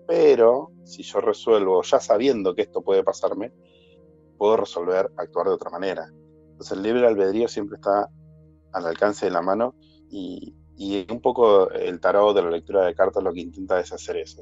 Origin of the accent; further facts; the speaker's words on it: Argentina; soy argentino